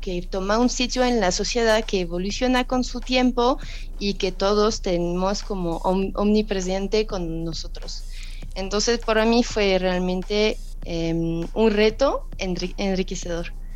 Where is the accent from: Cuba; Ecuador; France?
France; Spanish is a second language; moved away as an adult; now in Mexico; como francesa